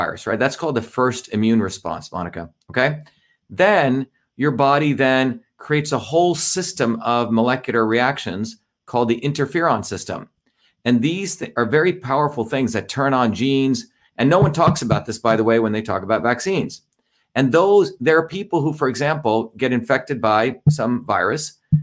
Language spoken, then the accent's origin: English; India; moved away; I grew up in India where my grandmother was a traditional healer